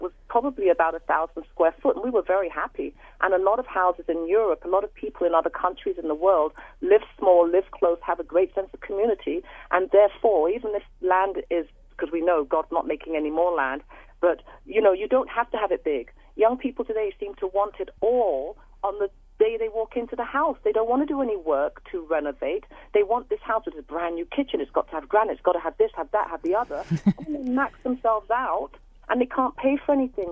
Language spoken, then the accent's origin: English; London, United Kingdom; moved away as an adult; now in Coquitlam, Canada; born and raised in London, England